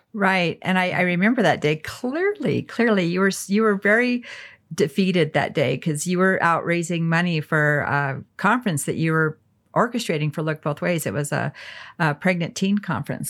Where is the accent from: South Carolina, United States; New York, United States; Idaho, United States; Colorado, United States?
Colorado, United States; Alamosa; I grew up in Alamosa